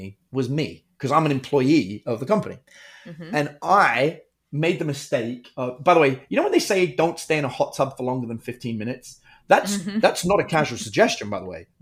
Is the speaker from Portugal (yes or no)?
no; United Kingdom; I'm British, in case you can't tell by my Texan accent.